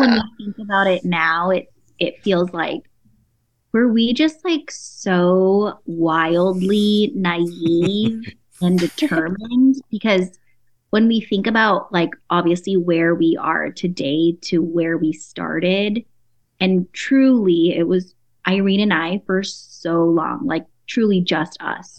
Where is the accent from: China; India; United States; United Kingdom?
United States; San Diego, California; I'm Filipino and Chinese. I grew up in San Diego